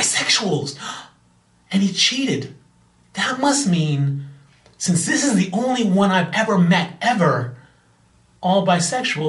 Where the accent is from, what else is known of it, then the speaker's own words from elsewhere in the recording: Bahamas; I'm from the Bahamas